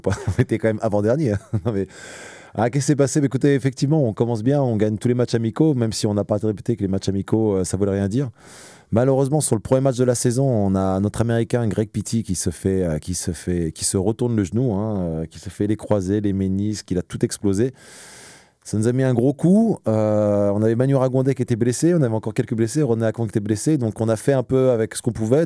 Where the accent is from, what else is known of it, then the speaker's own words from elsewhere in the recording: Évry, Île-de-France, France; moved away as an adult; also born or lived in Ris-Orangis / Italy / Poland / Bahrain; now in Rennes, France; à Rissorangis, dans l'Essonne. C'est là d'où je viens. Je viens d'Evry